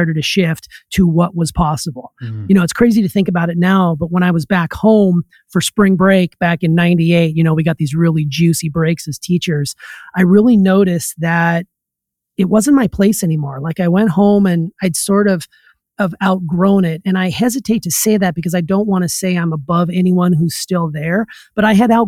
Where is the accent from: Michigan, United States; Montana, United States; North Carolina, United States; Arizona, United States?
Montana, United States; Anaconda; moved away as an adult; my plan was to just be a substitute teacher in my hometown, work my way into the system, and then basically become a lifer.